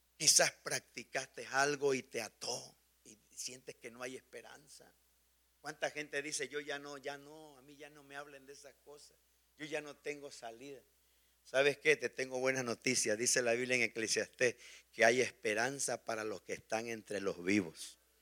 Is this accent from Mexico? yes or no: yes; Mexico; moved away; Somos mexicanos revueltos con muchos otros países